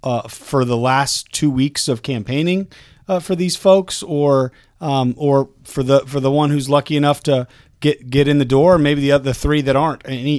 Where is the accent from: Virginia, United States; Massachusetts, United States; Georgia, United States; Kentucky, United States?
Virginia, United States; Staunton; I'm from Stanton, Virginia.